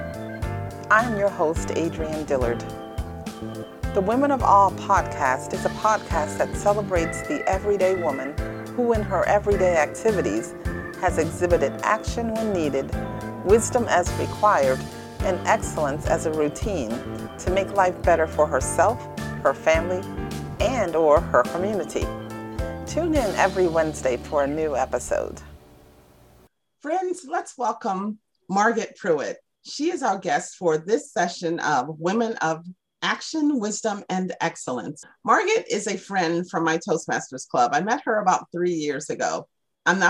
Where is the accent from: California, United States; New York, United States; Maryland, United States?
Maryland, United States; Baltimore; I grew up in Baltimore, and we call it Paca Street.